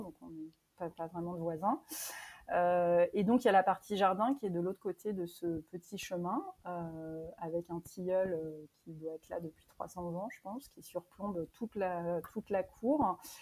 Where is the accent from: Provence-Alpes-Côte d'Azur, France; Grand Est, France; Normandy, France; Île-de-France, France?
Normandy, France; also born or lived in Paris; now in Périgord, France; je suis originaire de Normandie avec des attaches plutôt en Bretagne